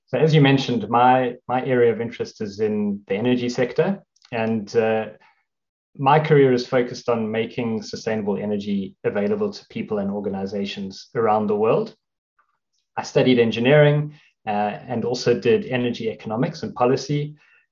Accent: South Africa; moved away as an adult; also born or lived in Singapore; now in London, United Kingdom; I grew up in South Africa, and that's where my career started

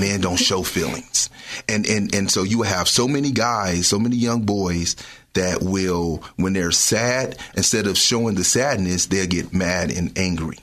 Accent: Richmond, United States; also born or lived in New Orleans; Growing up in Richmond, struggling

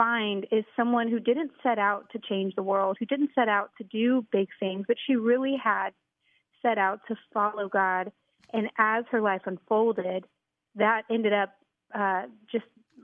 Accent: Houston, Texas, United States; I grew up in the Houston area in a great family

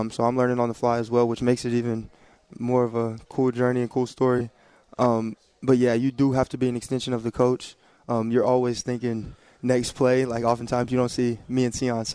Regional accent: Kentucky, United States; I'm from Kentucky

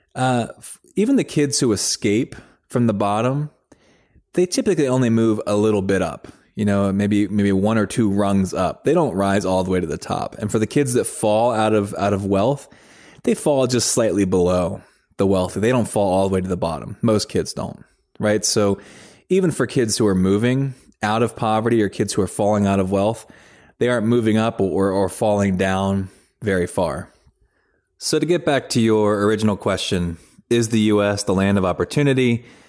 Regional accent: United States; So I grew up outside of Washington, D C, in the suburbs of Washington, D C.

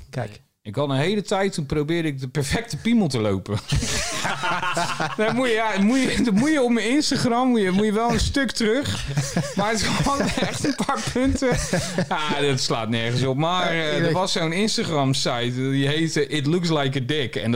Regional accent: Groningen, Netherlands; also born or lived in Limburg; ik kom uit het noorden.

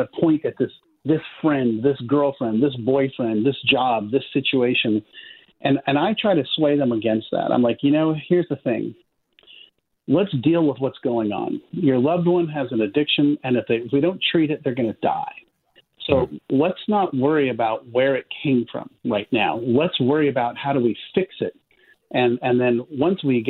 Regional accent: Palo Alto, California, United States; I grew up in Palo Alto, California

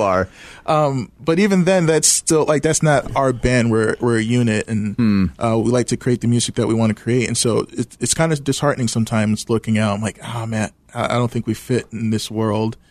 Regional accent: Washington, District of Columbia, United States; moved away as an adult; also born or lived in Midwest; I grew up in Washington D.C., so moving to the Midwest

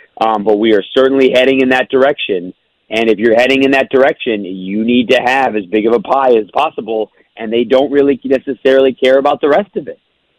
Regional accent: Detroit, Michigan, United States; my hometown Pistons

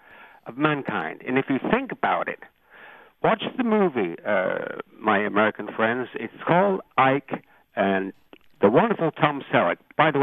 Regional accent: England, United Kingdom; moved away as an adult; also born or lived in Ireland; now in Canada; I was born in Ireland, raised in England, came to Canada 50 years ago, but I worked in the United States twice

